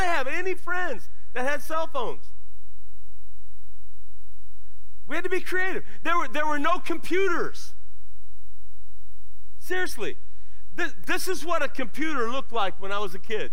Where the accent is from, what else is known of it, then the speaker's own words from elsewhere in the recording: Lorain, Ohio, United States; moved away; When I was a kid, I grew up in Lorain, Ohio